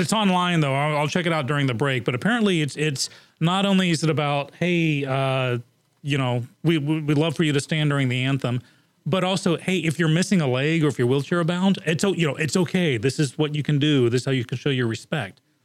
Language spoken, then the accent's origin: English; England, United Kingdom; moved away; I grew up in England, and in England, commercials are called ads